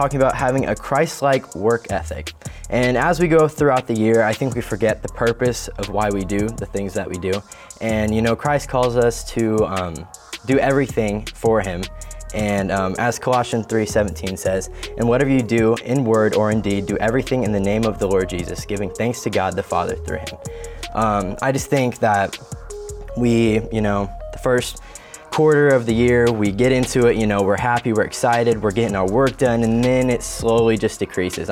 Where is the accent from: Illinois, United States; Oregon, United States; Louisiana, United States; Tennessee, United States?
Illinois, United States; also born or lived in El Paso, Texas; now in Missouri, United States; my hometown's from there and all my family.